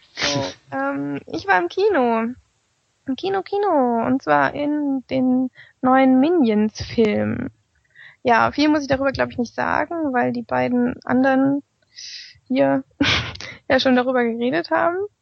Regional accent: near Meiningen, southern Thuringia, Germany; sind wir aus Südthüringen, aus der Nähe Meiningen

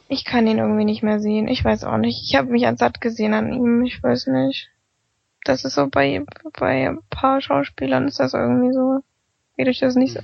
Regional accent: near Meiningen, southern Thuringia, Germany; sind wir aus Südthüringen, aus der Nähe Meiningen

